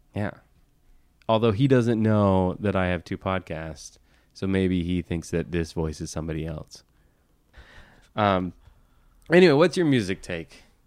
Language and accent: English; Florida, United States; growing up in Florida, I was a big NASCAR fan